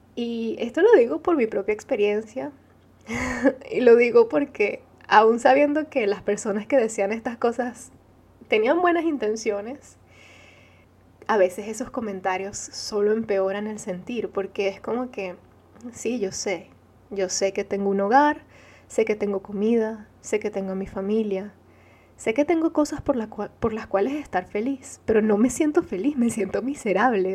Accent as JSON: {"language": "Spanish", "country": "Venezuela", "tie": "born or raised there", "first_language": "Arabic", "second_language": "Spanish", "said": "Nací en Venezuela siendo hija de padres árabes"}